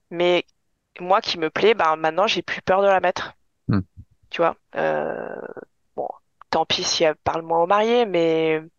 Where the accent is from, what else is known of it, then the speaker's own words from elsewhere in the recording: Épinal, Grand Est, France; born there; je suis née à Épinal, donc euh, vraiment